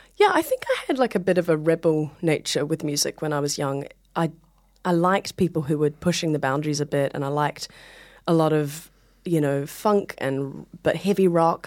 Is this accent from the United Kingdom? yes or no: no; Hamilton, Waikato, New Zealand; moved away as an adult; now in New York, United States; I'm from New Zealand